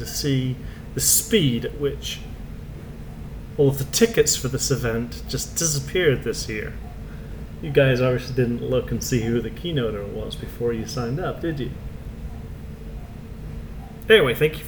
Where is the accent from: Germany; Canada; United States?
Canada; also born or lived in England; I am Canadian. Well, I was actually born in England